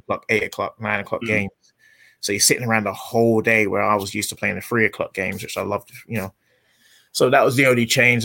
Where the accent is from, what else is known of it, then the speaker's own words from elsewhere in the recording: England, United Kingdom; moved away as an adult; now in United States; I'm English